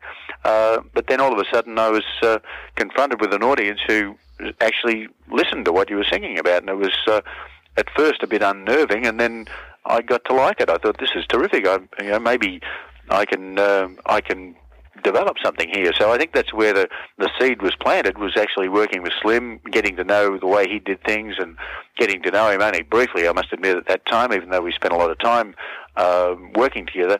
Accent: Melbourne, Victoria, Australia; born and raised in Fitzroy in Melbourne

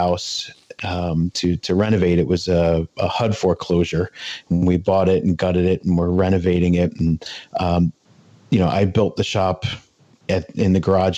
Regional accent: New Jersey, United States; also born or lived in the western US; I was born out west and I grew up in New Jersey

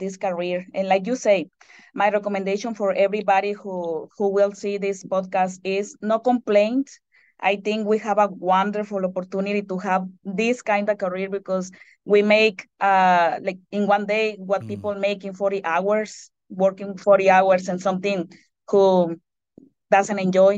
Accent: Mexico; moved away; I am the only Mexican in here.

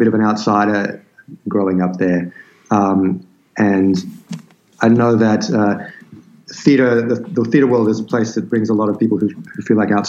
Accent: Sydney, New South Wales, Australia; also born or lived in London, United Kingdom; the place that I grew up, which is this remote land just on the outskirts of Sydney

